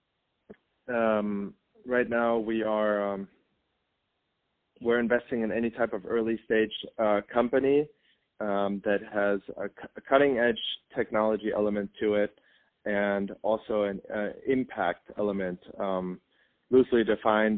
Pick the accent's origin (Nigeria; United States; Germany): Germany; moved away; I was born and raised in Germany